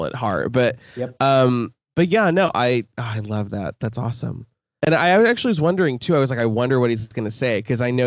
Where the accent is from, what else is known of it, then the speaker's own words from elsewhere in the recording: Nebraska, United States; moved away; also born or lived in Chicago; growing up in the Midwest